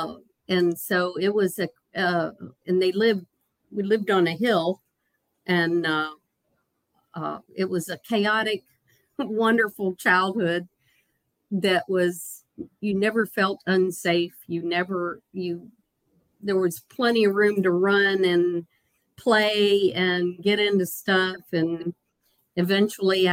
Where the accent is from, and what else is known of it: Broadway, Virginia, United States; born or raised there; also born or lived in Richmond, Virginia